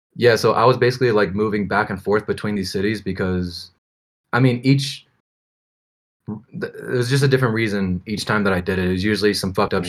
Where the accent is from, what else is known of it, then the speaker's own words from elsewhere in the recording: United States; moved away as an adult; now in Mexico; I'm American.